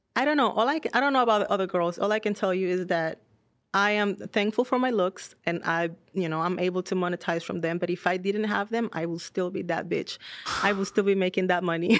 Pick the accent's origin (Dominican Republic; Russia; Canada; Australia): Dominican Republic; moved away as an adult; now in United States; I'm born and raised in Dominican Republic.